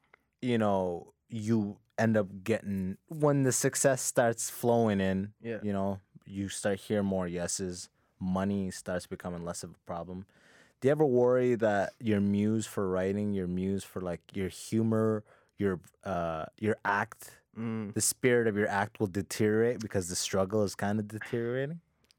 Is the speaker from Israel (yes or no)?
no; Sudan; because I'm from Sudan, so it's like if you can make the case for it, you can pretty much, once you're already here, it's very easy.